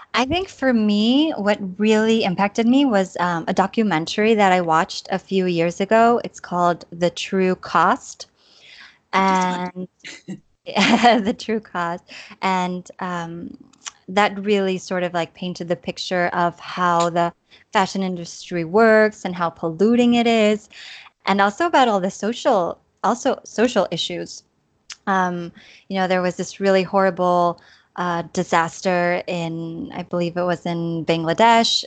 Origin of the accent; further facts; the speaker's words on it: Chula Vista, California, United States; moved away as an adult; also born or lived in Tijuana, Mexico; now in Granollers, Spain; I'm from Chula Vista, California, and um, well, I grew up on the border. My parents are from Tijuana, so I grew up, you know, on both sides of the border